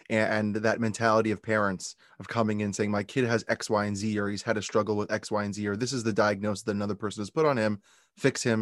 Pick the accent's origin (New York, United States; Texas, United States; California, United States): New York, United States; West Hempstead; originally from, from Long Island, New York.